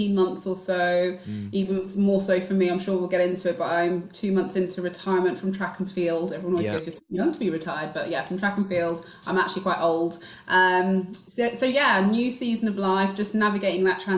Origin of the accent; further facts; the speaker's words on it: London, United Kingdom; I grew up in Northwest London, Stonebridge Park, which is just tucked behind Wembley